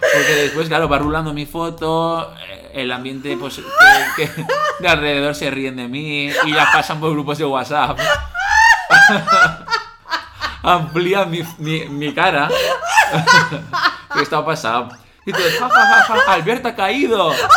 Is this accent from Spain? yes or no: yes; Alzira, Valencian Community, Spain; el único hotel que había en mi pueblo, en Alcira